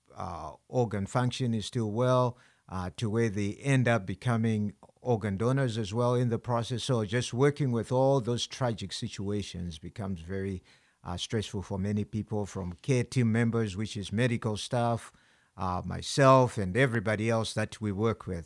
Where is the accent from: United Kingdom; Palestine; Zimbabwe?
Zimbabwe; now in United States; I'm from Zimbabwe